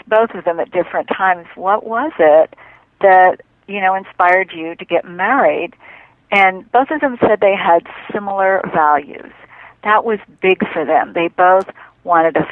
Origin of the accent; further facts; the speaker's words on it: Memphis, Tennessee, United States; I grew up in Memphis, Tennessee